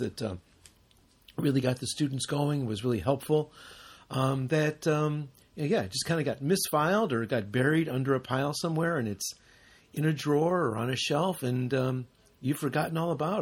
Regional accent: United States; moved away; we're both from the United States.

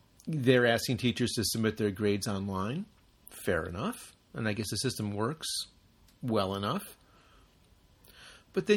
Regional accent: United States; moved away; we're both from the United States.

